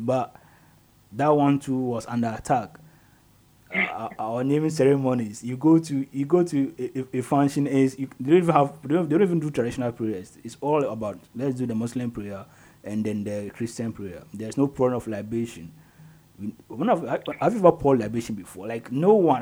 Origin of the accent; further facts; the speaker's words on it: Ghana; we are Ghanaians